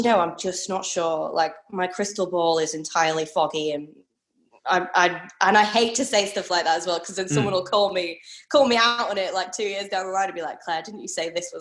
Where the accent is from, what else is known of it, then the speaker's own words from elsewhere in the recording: Leeds, Yorkshire and the Humber, United Kingdom; moved away as an adult; now in Brisbane, Australia; I'm from Leeds up north